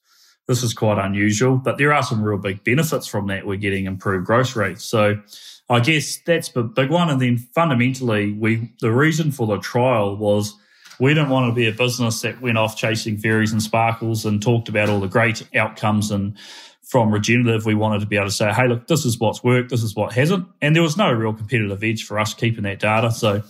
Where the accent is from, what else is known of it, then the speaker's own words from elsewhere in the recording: Waikato, New Zealand; moved away as an adult; now in South Island, New Zealand; born and bred in the Waikato, moved to the South Island about 16 years ago.